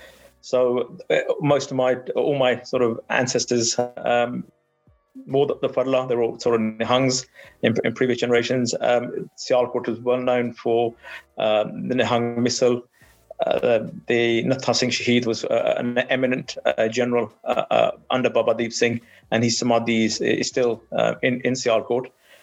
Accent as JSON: {"language": "English", "country": "United Kingdom", "tie": "born there", "said": "And I, as a British-born Sikh, had never heard of them."}